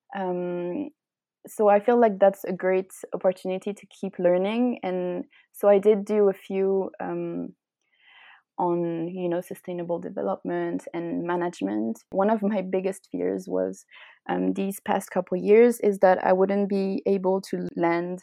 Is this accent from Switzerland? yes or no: yes; Switzerland; also born or lived in United Kingdom; When I came back uh, to Switzerland